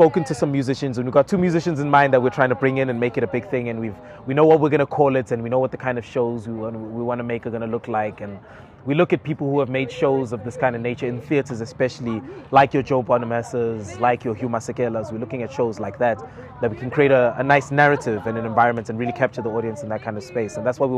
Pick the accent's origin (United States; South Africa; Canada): South Africa; Johannesburg, Gauteng; Joburg, born and raised, all over. I've lived in 13 different places in my life. My parents moved around quite a lot.